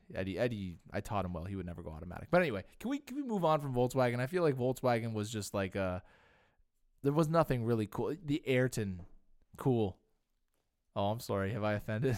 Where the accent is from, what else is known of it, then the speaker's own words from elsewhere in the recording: Canada; we're also Canadian and we're content creators